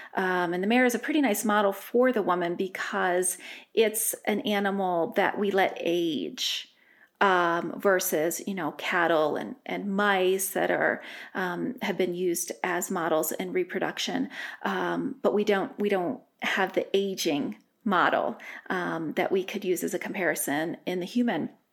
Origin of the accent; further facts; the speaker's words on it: Delaware, United States; moved away as an adult; also born or lived in Rhode Island; now in Colorado, United States; I grew up in Delaware.